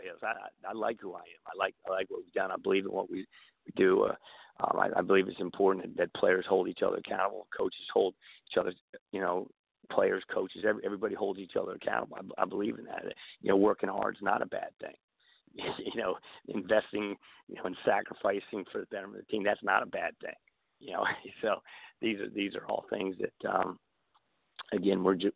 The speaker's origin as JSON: {"language": "English", "area": "D.C. area", "region": "Maryland", "country": "United States", "tie": "born or raised there", "also_born_or_lived": "Kentucky / Pennsylvania", "moved": "as an adult", "lives_now": "Memphis, United States", "said": "I'm kind of a product of growing up in the Maryland D.C. area"}